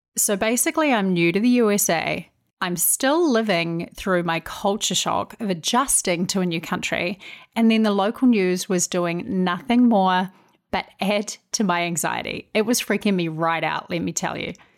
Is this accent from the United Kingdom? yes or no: no; New Zealand; moved away as an adult; now in United States; I'm originally from New Zealand.